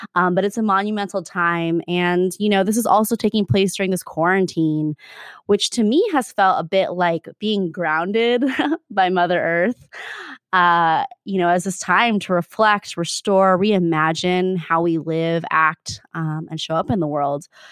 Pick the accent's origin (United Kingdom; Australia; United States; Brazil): United States; Arizona; now in Bay Area, United States; it's a different place, and, um, at the same time, it's a, it was a special place to grow up